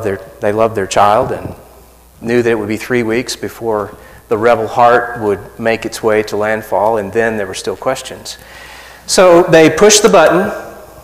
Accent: South Arkansas, United States; I'm from South Arkansas, so I say Falcon.

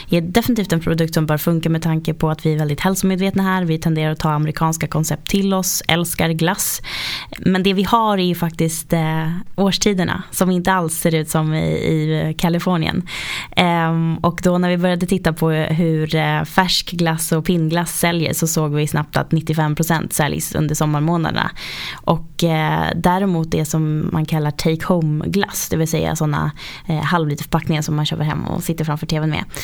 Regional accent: outside Uppsala, Uppsala County, Sweden; Jag kommer ifrån eh, en bondgård faktiskt utanför Uppsala, ungefär tre mil där utanför.

